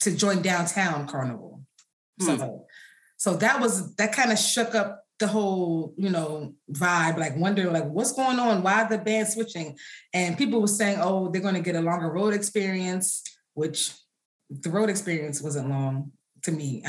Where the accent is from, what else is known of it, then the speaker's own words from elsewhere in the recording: United States; I'm American. My parents are from, America